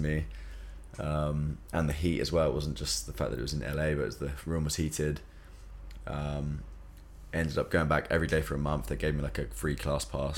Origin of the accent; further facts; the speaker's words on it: South East England, United Kingdom; moved away as an adult; also born or lived in London; now in Bali, Indonesia; I'm from England, South England, so nearer to London.